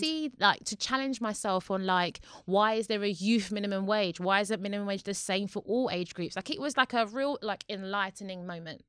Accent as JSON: {"language": "English", "region": "London", "country": "United Kingdom", "said": "I'm from Newham"}